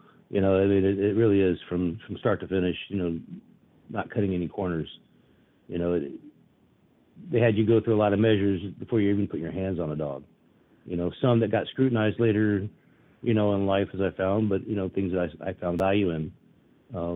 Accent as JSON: {"language": "English", "town": "Austin", "region": "Texas", "country": "United States", "tie": "born or raised there", "also_born_or_lived": "San Antonio, Texas", "said": "I was born in San Antonio, raised in Austin, Texas. So Texan pretty much my whole chosen life"}